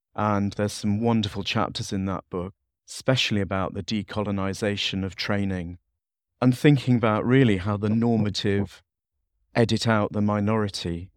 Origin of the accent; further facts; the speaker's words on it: Leeds, Yorkshire and the Humber, United Kingdom; I'm from the North U K. I'm from the city of Leeds.